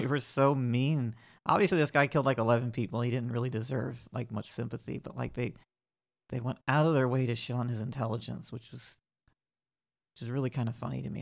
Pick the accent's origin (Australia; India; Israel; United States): United States; the South; I'm from the South.